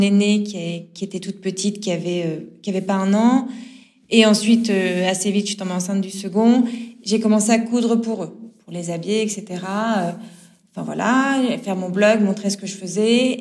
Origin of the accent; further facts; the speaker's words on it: Nord, Hauts-de-France, France; je suis du Nord. Je vous dis du Nord, du Nord de la France. Euh, je viens du Nord